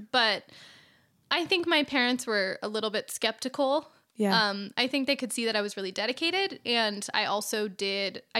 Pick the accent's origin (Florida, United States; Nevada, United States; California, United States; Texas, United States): Nevada, United States; Las Vegas; moved away as an adult; also born or lived in Connecticut; We're both from Vegas.